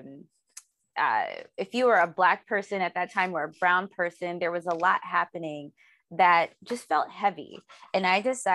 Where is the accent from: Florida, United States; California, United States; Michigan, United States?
Michigan, United States; Detroit; now in Los Angeles, United States; I'm from Detroit. And I live in Los Angeles